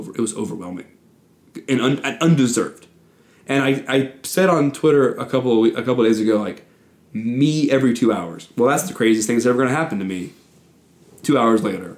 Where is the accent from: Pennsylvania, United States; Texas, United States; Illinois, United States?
Texas, United States; now in Auburn, United States; some people in my hometown